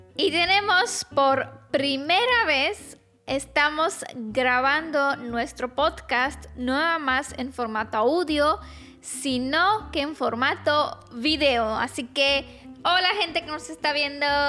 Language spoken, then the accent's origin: Spanish; Romania; Spanish is a second language; mi esposito es mexicano, yo soy rumana